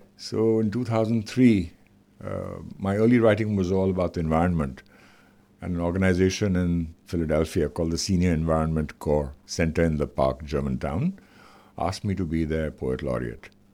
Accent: India; I am visiting from India, where there are a thousand shades of human skin

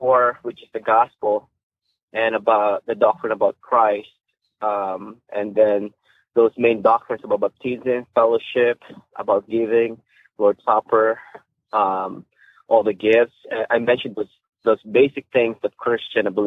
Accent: Philippines; moved away as an adult; now in United States; I grew up in the Philippines. I'm a Filipino

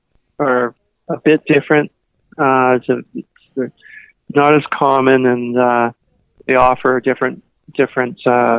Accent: Toronto, Ontario, Canada; now in Vancouver, Canada; When I was growing up in Toronto, Vancouver, so you know, it's on the ocean

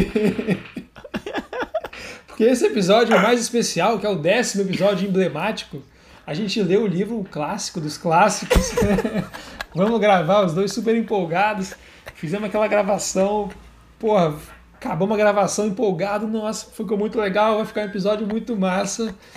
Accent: Brazil; also born or lived in Hawaii; a gente, como brasileiro

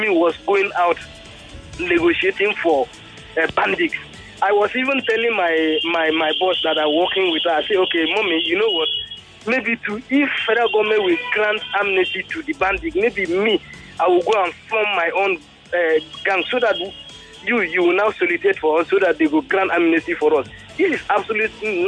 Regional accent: Gombe State, Nigeria; I am from Gombe State, to be precise.

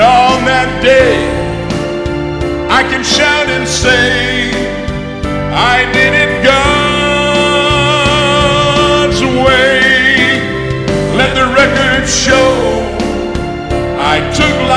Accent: Albany, Georgia, United States; I grew up over here in Albany, Georgia

